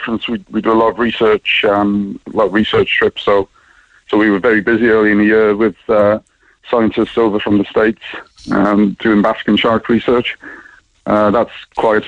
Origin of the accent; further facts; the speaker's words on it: Cardiff, Wales, United Kingdom; now in Ireland; I'm from Cardiff originally